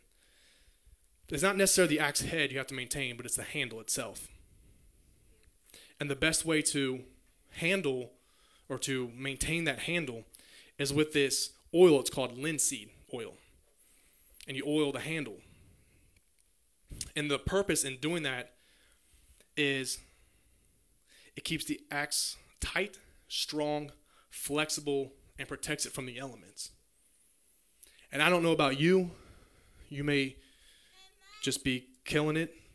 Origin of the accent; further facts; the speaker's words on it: Grant County, Kentucky, United States; I'm from Grant County